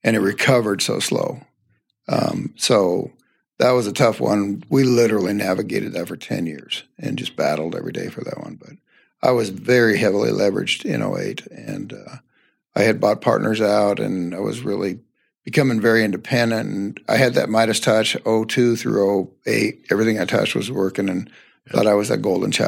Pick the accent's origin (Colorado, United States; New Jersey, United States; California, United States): Colorado, United States; Northern; Your little office right here is 2 miles from where I grew up. I grew up just east of here on a farm and family farm